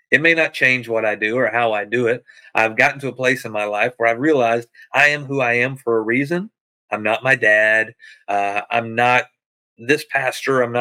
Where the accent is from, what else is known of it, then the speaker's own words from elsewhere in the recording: the South, United States; I'm from the South where you can pump your own gas.